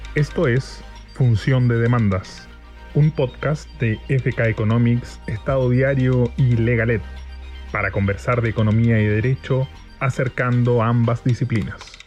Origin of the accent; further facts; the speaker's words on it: Brazil; Spanish is a second language; mi español está lejos de ser bueno, yo soy eh, brasileño